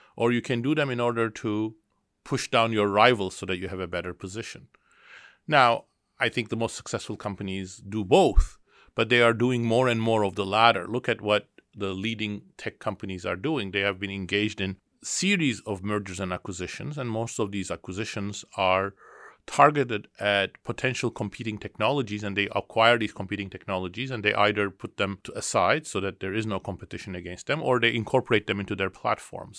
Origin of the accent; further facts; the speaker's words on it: Istanbul, Turkey; now in Boston, United States; I was born in Istanbul, Turkey, and I grew up there.